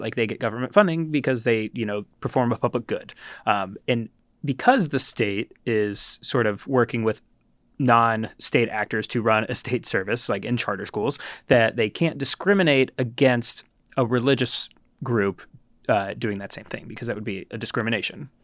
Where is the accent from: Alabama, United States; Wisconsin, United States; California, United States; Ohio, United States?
Ohio, United States; growing up in Ohio.